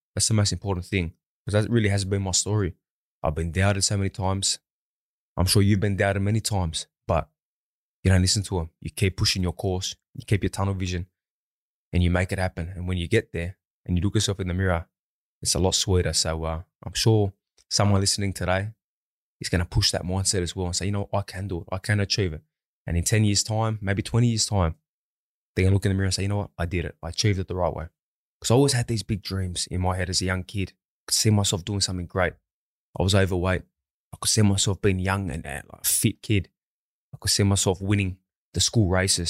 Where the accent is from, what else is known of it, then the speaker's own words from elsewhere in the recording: Sydney, New South Wales, Australia; my hometown